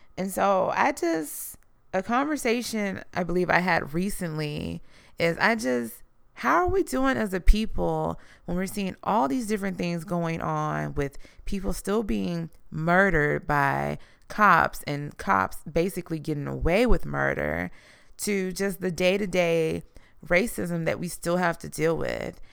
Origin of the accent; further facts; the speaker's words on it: Houston, Texas, United States; I am from Houston, Texas